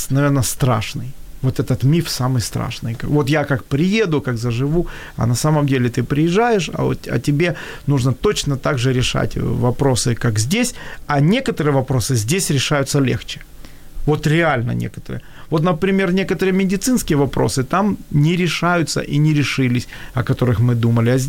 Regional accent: Kyiv, Ukraine; moved away as an adult; я все-таки э, всю жизнь родился и вырос в Киеве, и у меня сформировался менталитет, и я же уже не молод. То есть я уже туда поехал в 45.

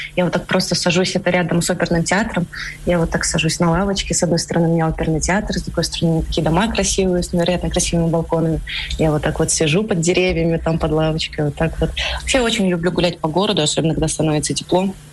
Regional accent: Russia; moved away as an adult; also born or lived in Moscow; now in Almaty, Kazakhstan; я из России, ну, сколько лет я там жила

